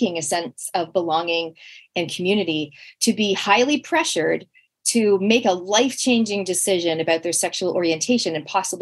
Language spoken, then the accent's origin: English; Canada; now in New Zealand; I am from Canada originally